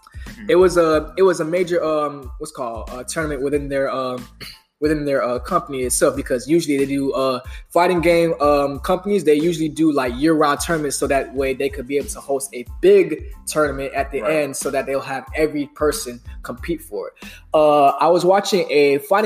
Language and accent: English; Pompano Beach, Florida, United States; I'm from Pompano Beach, Florida